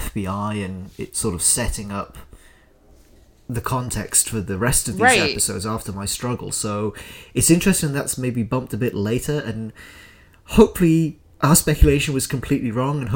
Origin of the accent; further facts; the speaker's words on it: United Kingdom; moved away; my home country, in the UK